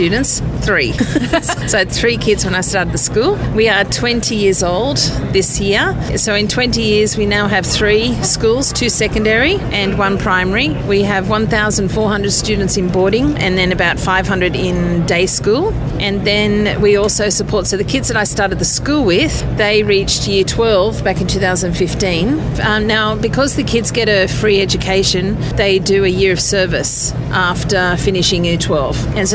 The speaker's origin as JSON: {"language": "English", "country": "Australia", "moved": "yes", "lives_now": "Tanzania", "said": "I'm Australian"}